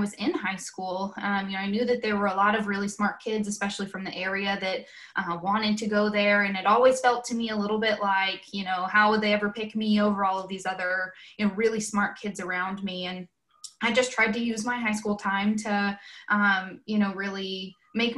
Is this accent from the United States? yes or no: yes; Conroe, Texas, United States; moved away as an adult; now in Chapel Hill, United States; I grew up in Conroe, born and raised, was there my whole life, went to Conroe High School